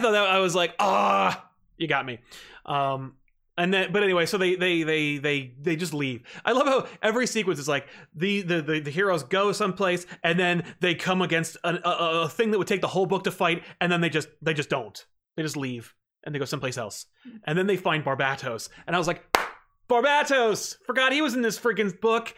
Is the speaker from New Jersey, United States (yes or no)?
yes; New Jersey, United States; I'm from Jersey